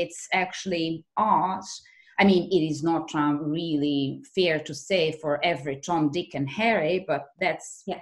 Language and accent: English; Belgrade, Serbia; moved away; also born or lived in Utrecht; back in Belgrade, which is my hometown